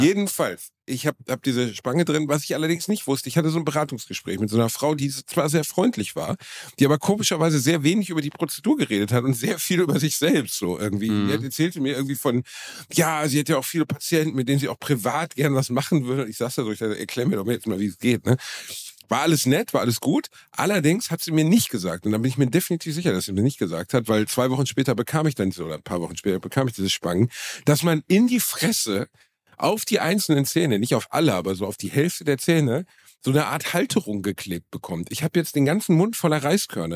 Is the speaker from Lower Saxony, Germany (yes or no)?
no; Gelsenkirchen, North Rhine-Westphalia, Germany; also born or lived in Dortmund; ich bin aus, aus Gelsenkirchen und habe in Dortmund gelebt